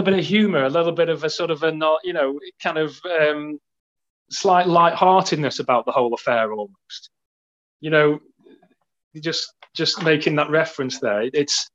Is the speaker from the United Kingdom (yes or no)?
yes; United Kingdom; we're both British